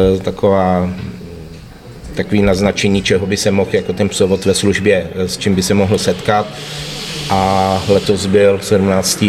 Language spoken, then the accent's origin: Czech; Liberec, Liberec Region, Czechia; u nás v Liberci